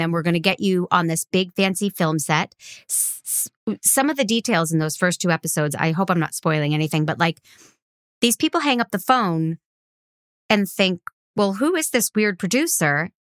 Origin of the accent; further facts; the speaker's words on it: Boston, Massachusetts, United States; I'm from Boston